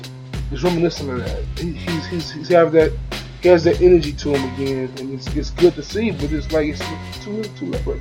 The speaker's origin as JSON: {"language": "English", "town": "Chicago", "region": "Illinois", "country": "United States", "said": "I'm from Chicago. I'm from Chicagoland area. The west side is 2 minutes from the crib."}